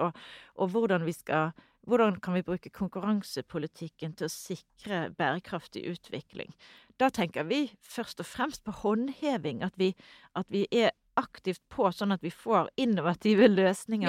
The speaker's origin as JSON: {"language": "Norwegian", "country": "Norway", "said": "Vi kommer, kommer fra Norge"}